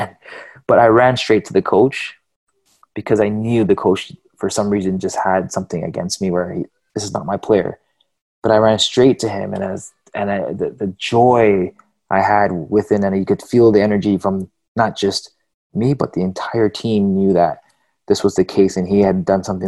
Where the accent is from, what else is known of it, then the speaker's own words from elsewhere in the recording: Canada; I'm Canadian